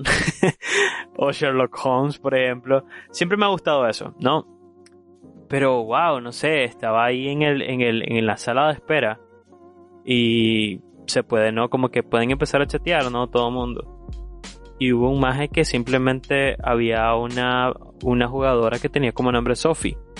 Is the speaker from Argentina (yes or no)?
no; Nicaragua; los nicaragüenses en realidad tenemos un potencial increíble